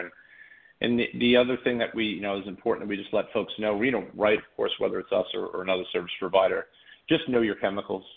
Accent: Boston, Massachusetts, United States; moved away as an adult; now in Hermosa Beach, United States; born and raised in Boston, Massachusetts, originally, and and I moved out here to be a regional manager for IKEA kitchen installation

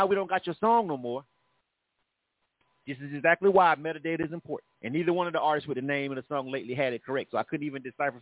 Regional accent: Panama City, Florida, United States; now in Atlanta, United States; my A5O, Panama City people

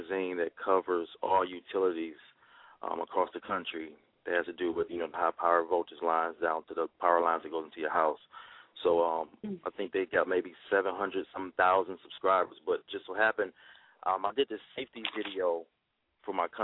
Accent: Cleveland, Ohio, United States; moved away; me growing up in Cleveland

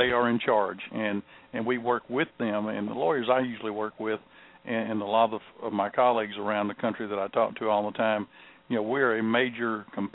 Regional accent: Mississippi, United States; My home state of Mississippi

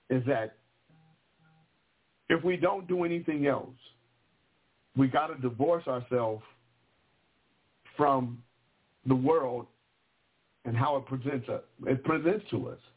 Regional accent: Vallejo, California, United States; also born or lived in Sacramento, California / Anchorage, Alaska; because I grew up in Vallejo and Sacramento. I'm from Vallejo and Sacramento, Sacramento and Vallejo.

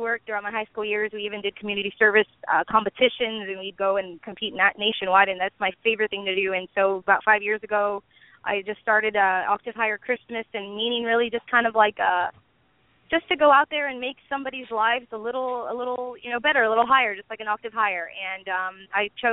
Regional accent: San Benito, Texas, United States; also born or lived in Harlingen, Texas; I was born in Harlingen, Texas, but I grew up in San Benito right next door

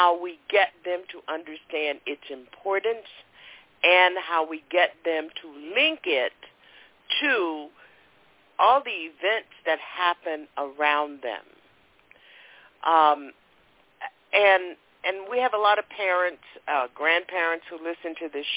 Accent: the South, United States; I grew up in Jim Crow South, and I attended segregated schools until I was in the ninth grade

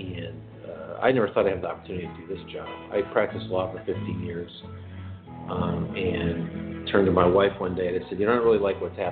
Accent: California, United States; I'm from California

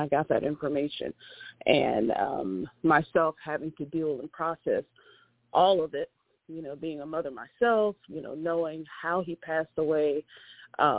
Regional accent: East Point, Georgia, United States; moved away as an adult; I was born and raised in East Point, Georgia, which is out south of the downtown area, close to the airport

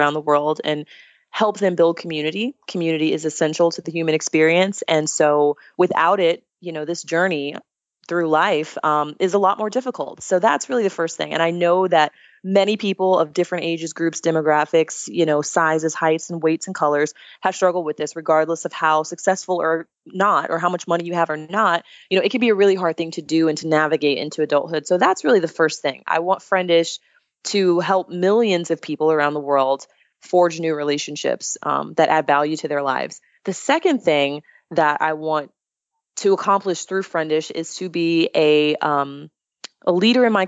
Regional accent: Daytona Beach, Florida, United States; Vince Carter is actually from my hometown. I'm from Daytona Beach, Florida.

